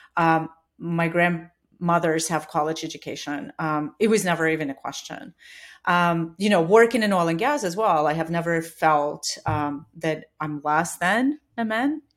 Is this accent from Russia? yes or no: yes; Siberia, Russia; moved away as an adult; also born or lived in Australia / Dubai / New Zealand / China; now in Katy, United States; I was born in Siberia